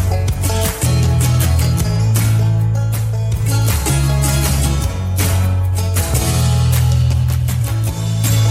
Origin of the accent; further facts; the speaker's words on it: Needham, Massachusetts, United States; Outside of Boston, about a town called Needham, which is like 20 minutes outside of the city